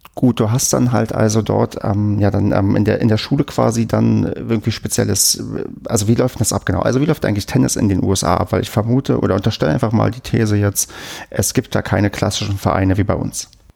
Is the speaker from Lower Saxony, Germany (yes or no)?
no; Brandenburg, Germany; moved away; ich komme ja aus Brandenburg